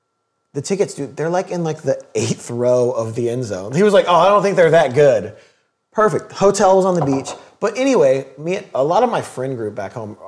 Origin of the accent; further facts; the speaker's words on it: Memphis, Tennessee, United States; where are you from? Oh, Memphis.